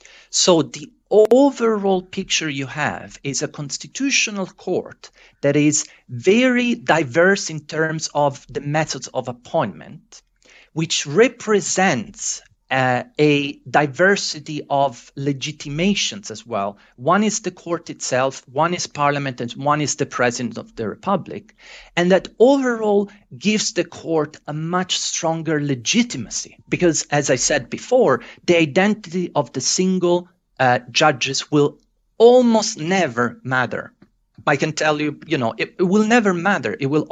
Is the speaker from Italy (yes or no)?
yes; Italy; I might be biased, fair enough, I'm originally from Italy, but I do think that the Italian system represents a very good compromise.